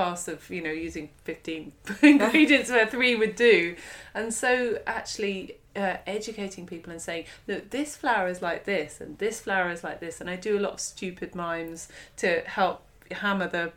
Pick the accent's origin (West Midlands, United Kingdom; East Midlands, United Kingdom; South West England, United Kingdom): South West England, United Kingdom; near Monkton Wyld / River Cottage; moved away; also born or lived in London; I grew up down here. The commune was quite close to Monkton Wild, was quite close to River Cottage.